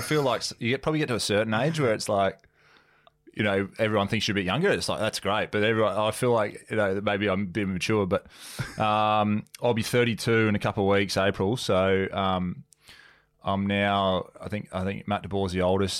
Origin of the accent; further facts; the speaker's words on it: Gympie, Queensland, Australia; moved away as an adult; also born or lived in Brisbane, Australia; I grew up in um in Gympie, which is a couple of hours north of Brizzy, and then went to boarding school in, in Brisbane